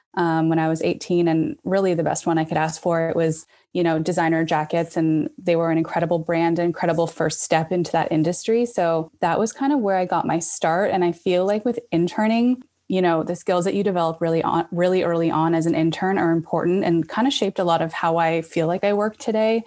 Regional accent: Toronto, Ontario, Canada; also born or lived in Vancouver / Halifax / New York; I was born and raised in Toronto

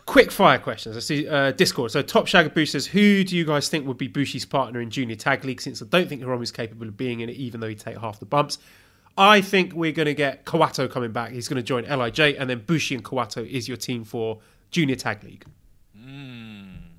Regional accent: United Kingdom; I'm British

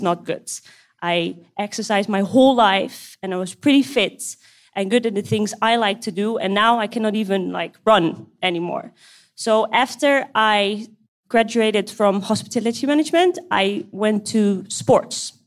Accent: Amsterdam, North Holland, Netherlands; now in Kuwait; I'm 27 years old and I'm from the Netherlands, Amsterdam

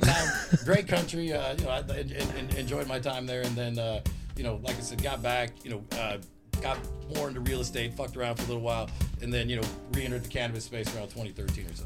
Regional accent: Long Beach, California, United States; in Long Beach, that's my hometown, born and raised

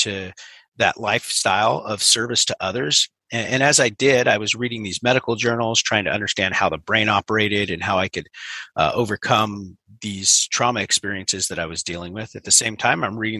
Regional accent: Northern California, United States; I grew up in America in the mountains of Northern California, and it's a small little mountain town

